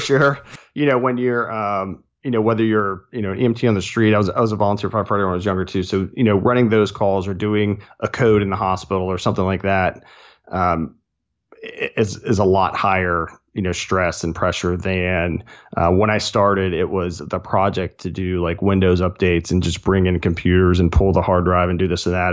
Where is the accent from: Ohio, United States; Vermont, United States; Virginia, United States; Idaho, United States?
Virginia, United States; Chesterfield County, central Virginia near Richmond, United States; moved away as an adult; also born or lived in Charlottesville, Virginia; now in Blacksburg, United States; really grew up in central Virginia near Richmond, uh, just south of there.